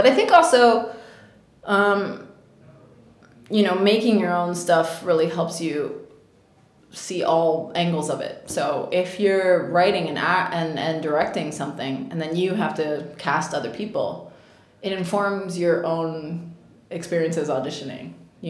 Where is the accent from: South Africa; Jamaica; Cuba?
Cuba; accent: Cuban; So, they didn't think that my accent in Spanish worked because I had a Cuban accent.